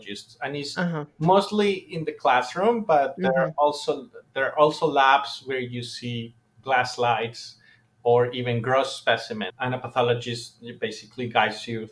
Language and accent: English; Colombia; I'm from Colombia